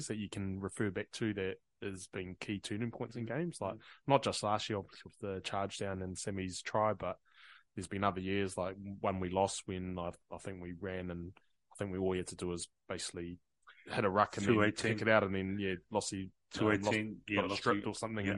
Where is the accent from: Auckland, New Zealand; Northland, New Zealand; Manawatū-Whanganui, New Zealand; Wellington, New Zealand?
Manawatū-Whanganui, New Zealand; Whanganui; moved away; I grew up in Whanganui.